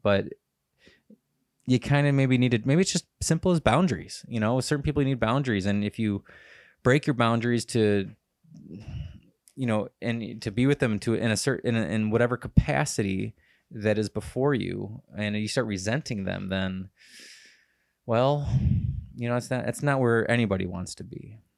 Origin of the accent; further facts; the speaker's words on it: United States; I'm an American in a different country